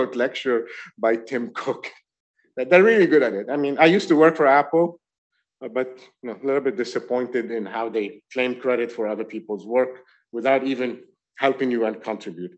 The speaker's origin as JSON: {"language": "English", "country": "France", "tie": "born or raised there", "moved": "yes", "lives_now": "New York, United States", "said": "I grew up in France."}